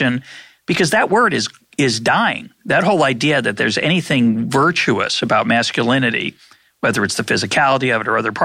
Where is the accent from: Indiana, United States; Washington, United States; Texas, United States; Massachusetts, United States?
Massachusetts, United States; Lexington; also born or lived in the South; I grew up in Lexington, Massachusetts